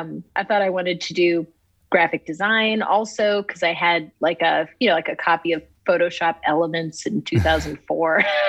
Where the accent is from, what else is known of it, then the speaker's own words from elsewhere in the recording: Oxford, Ohio, United States; moved away as an adult; also born or lived in California; i'm from oxford it's a really small town southwestern ohio